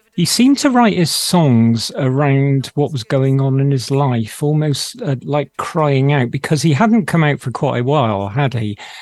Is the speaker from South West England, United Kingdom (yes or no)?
yes; Bristol, South West England, United Kingdom; accent: Bristolian; It's my Bristolian accent